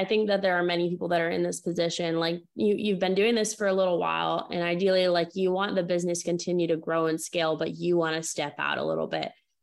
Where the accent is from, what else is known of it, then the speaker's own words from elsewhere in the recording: New England, United States; I grew up in small town New England